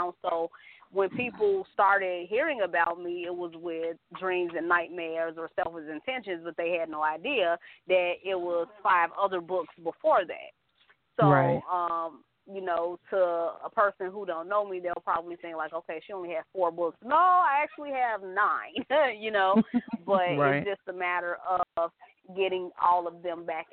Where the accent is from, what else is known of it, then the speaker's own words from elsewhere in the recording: Chicago, Illinois, United States; I'm born and raised in Chicago